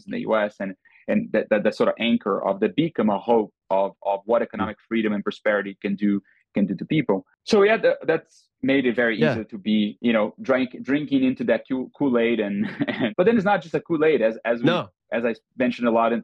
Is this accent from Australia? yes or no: no; Brazil; now in Austin, United States; growing up in Brazil in the 80s